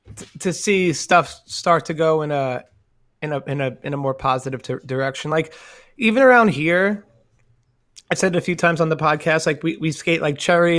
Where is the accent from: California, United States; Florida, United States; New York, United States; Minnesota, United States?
New York, United States; New York City; I'm from Staten Island